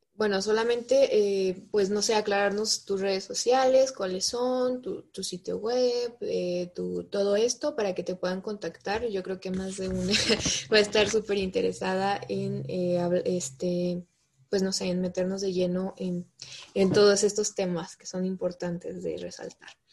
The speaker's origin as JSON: {"language": "Spanish", "town": "Fresnillo", "region": "Zacatecas", "country": "Mexico", "said": "yo soy de Zacatecas, en especial de, de, un, de una ciudad pequeña que se llama Fresnillo, y mi papá es agricultor"}